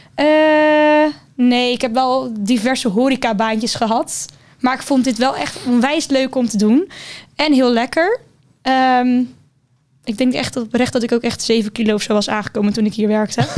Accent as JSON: {"language": "Dutch", "town": "Hendrik-Ido-Ambacht", "region": "South Holland", "country": "Netherlands", "moved": "as an adult", "lives_now": "Rotterdam, Netherlands", "said": "Ik kom uit Hendrikido Ambacht. Een klein dorpje dichtbij Rotterdam"}